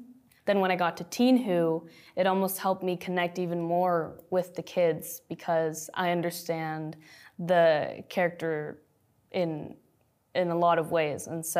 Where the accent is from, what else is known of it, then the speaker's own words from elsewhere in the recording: United States; And a lot of the times I feel like I'm not Mexican enough or I'm not Filipino enough, especially when you grow up in the U.S., but you are multi-ethnic.